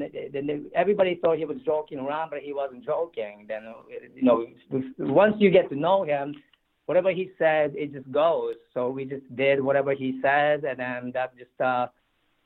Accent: Tokyo, Japan; moved away as an adult; also born or lived in State College, Pennsylvania; I grew up in Tokyo

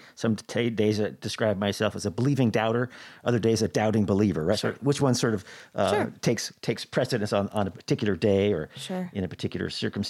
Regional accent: Boise, Idaho, United States; You know, I grew up in Boise, Idaho

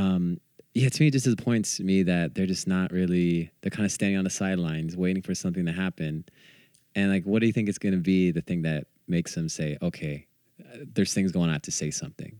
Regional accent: Bay Area, California, United States; growing up in the Bay Area

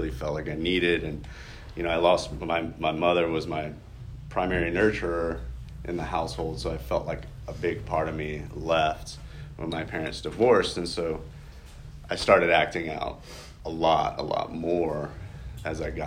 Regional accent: Lafayette, Louisiana, United States; I am originally from Louisiana. I was born in Lafayette

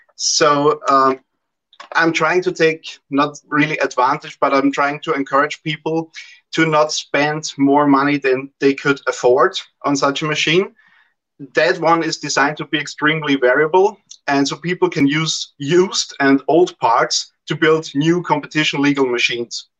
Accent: Austria; I'm from Austria, so Central Europe.

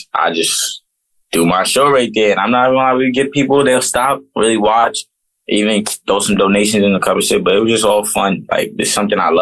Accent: New York City, New York, United States; also born or lived in Brooklyn, New York City / California / North Carolina / Washington, D.C.; But I grew up mainly in Harlem. So like me growing up in Harlem, that's just where I mainly got all my stripes at. Harlem is where I'm from

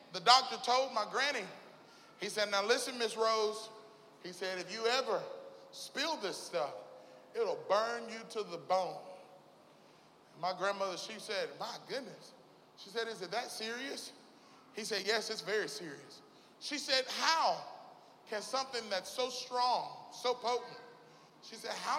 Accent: Mississippi, United States; now in Little Rock, United States; I'm from Mississippi. I live in Little Rock now, but, you know, Southern boys

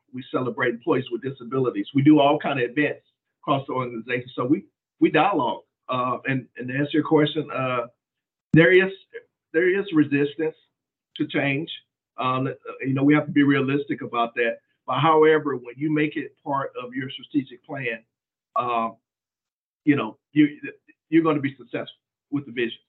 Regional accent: Mississippi, United States; I grew up in Mississippi.

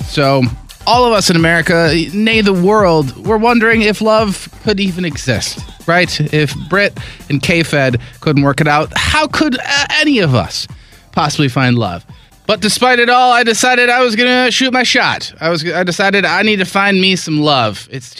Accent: Webster, New York, United States; I was going to school in a town called Webster, a suburb of Rochester, and it's the whitest place on earth.

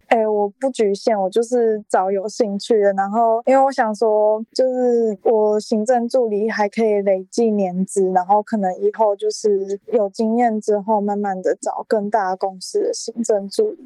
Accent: Taichung, Taiwan; 也是在台中啊，我是台中人

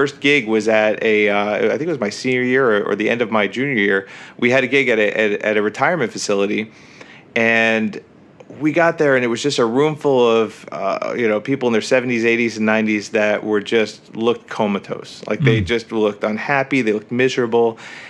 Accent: New Jersey, United States; Yep, that's right, Northern New Jersey.

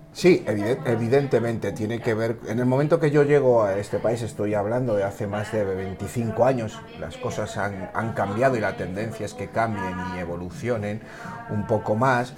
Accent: Equatorial Guinea; now in Spain; los dos somos ecuatoguineanos, nuestros padres se formaron aquí

